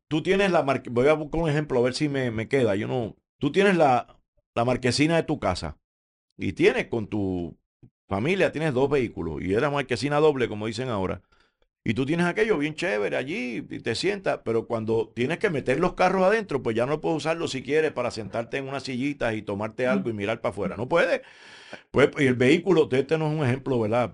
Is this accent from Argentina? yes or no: no; Puerto Rico; esa es nuestra idiosincrasia boricua de la cual yo me siento orgulloso